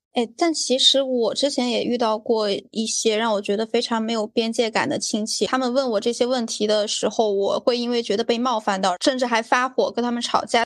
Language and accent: Chinese; Sichuan, China; 麻将在我们四川那边还挺盛行的吧